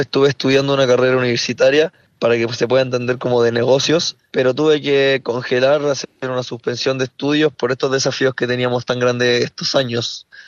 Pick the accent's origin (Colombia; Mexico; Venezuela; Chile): Chile; aquí en mi país